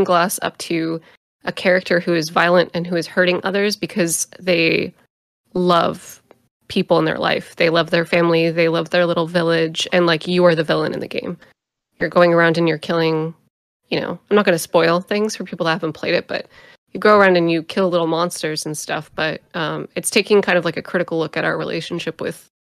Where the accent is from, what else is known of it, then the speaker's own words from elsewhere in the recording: United States; I grew up in America during the events of 9/11